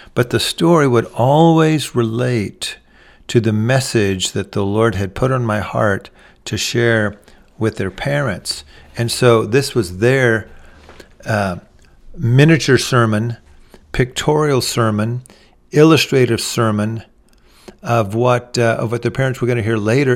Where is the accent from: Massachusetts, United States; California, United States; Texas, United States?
Texas, United States; I'm from Texas